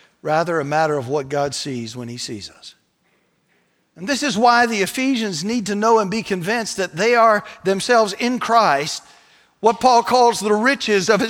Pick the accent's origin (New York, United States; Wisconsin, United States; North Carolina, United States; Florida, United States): North Carolina, United States; I said, North Carolina.